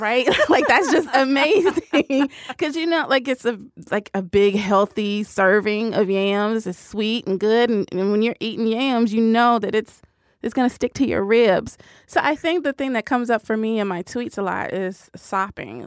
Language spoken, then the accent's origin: English; Tennessee, United States; I'm from Tennessee, and my Southern identity is very important to me